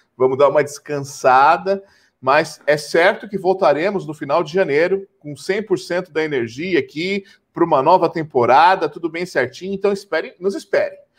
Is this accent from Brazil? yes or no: yes; Brazil; como bons brasileiros